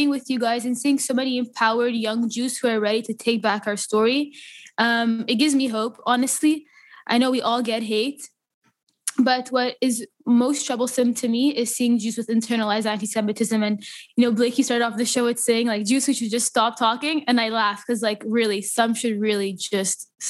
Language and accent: English; Canada; And um, I'm Canadian, and that song related to me just as much. And especially here in Montreal